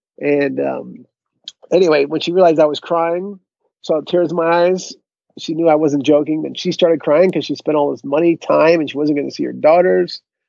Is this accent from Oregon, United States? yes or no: no; Connecticut, United States; I grew up in Connecticut.